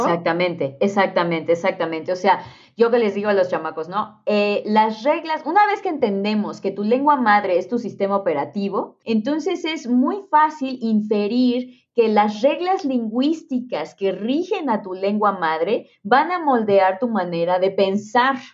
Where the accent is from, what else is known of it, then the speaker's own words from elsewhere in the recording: Mexico; los mexicanos estamos en un lugar extraordinariamente privilegiado